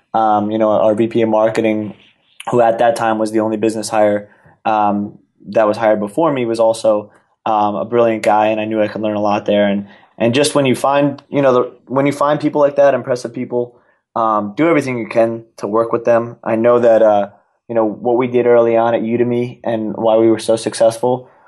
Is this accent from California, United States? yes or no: no; New York, United States; I'm a New Yorker, born and raised, went to the college at Arizona State.